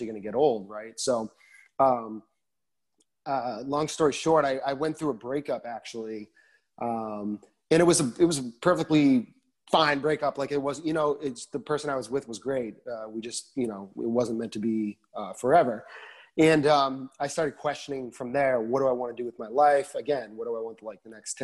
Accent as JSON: {"language": "English", "region": "Massachusetts", "country": "United States", "tie": "born or raised there", "also_born_or_lived": "Boston", "moved": "as an adult", "lives_now": "Nashville, United States", "said": "I'm born and raised in Massachusetts"}